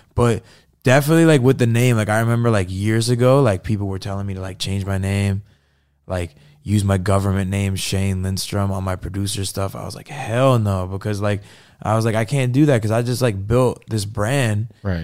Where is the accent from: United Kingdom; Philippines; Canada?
Canada; Fort Erie, Ontario; moved away as an adult; now in United States; I grew up in Fort Erie. It's like on the border of Buffalo